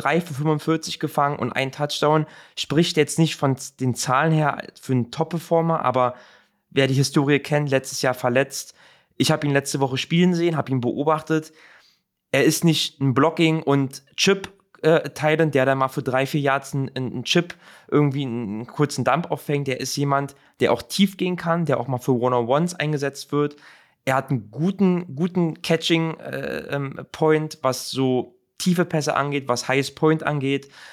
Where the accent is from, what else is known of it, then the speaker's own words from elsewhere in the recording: Berlin, Germany; now in Milan, Italy; für mich als Berliner, der nach Mailand